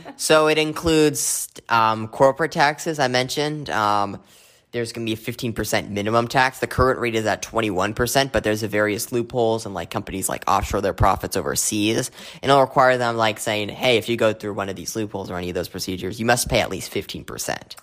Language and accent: English; Arizona, United States; my home state of, of Arizona